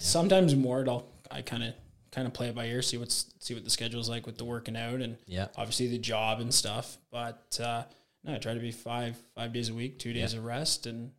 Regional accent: Hamilton, Ontario, Canada; born or raised there; moved away as an adult; also born or lived in Toronto, Canada / Newmarket, Canada; now in Saskatoon, Canada

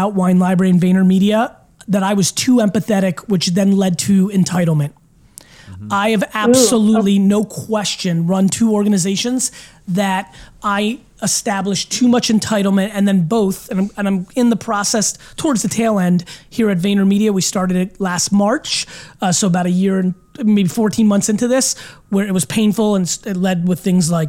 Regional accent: Belarus; born or raised there; now in United States

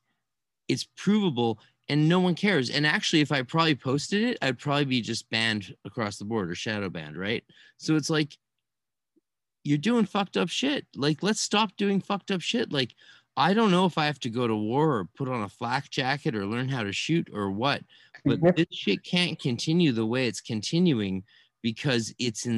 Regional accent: Canada; also born or lived in California; I'm a Canadian

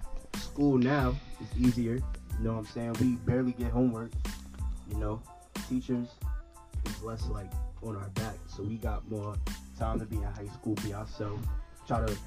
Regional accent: Plainfield, New Jersey, United States; I'm 16 from Plainfield, New Jersey.

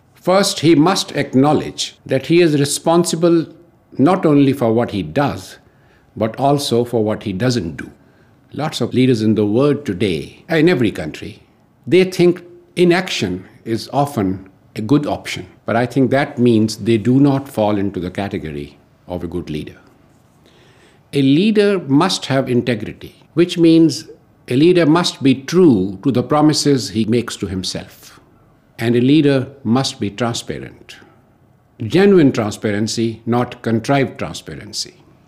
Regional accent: New Delhi, Delhi, India; I'm from New Delhi, India.

